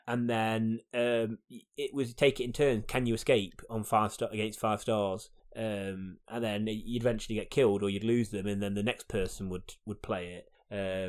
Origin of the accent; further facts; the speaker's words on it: United Kingdom; as a British person